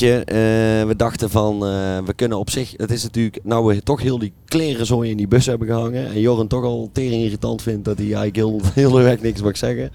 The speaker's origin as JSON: {"language": "Dutch", "town": "Kaatsheuvel", "region": "North Brabant", "country": "Netherlands", "said": "wij komen ook uit Kaatsheuvel"}